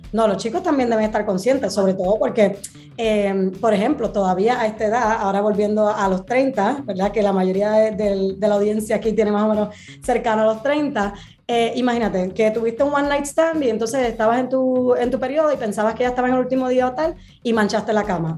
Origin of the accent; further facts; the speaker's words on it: Puerto Rico; now in Madrid, Spain; estoy en Madrid, España, pero soy original de Puerto Rico